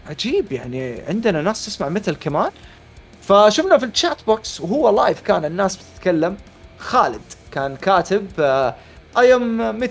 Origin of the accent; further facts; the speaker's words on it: Hejaz, Saudi Arabia; وانا حجازي ابيضاني